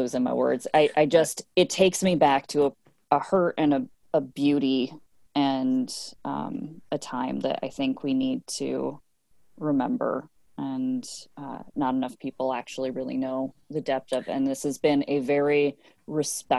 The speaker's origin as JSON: {"language": "English", "country": "United States", "tie": "born or raised there", "said": "I grew up on Capitol Hill in the late 80s and early 90s"}